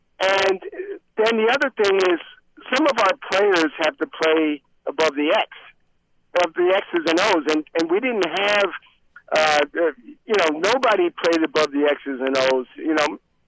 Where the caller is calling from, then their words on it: North Carolina, United States; Hey, guys … from North Carolina.